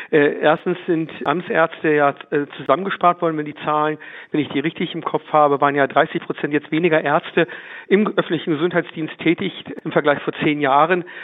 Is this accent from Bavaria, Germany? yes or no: yes; Würzburg, Bavaria, Germany; Ich bin ja auch Würzburger Bürger.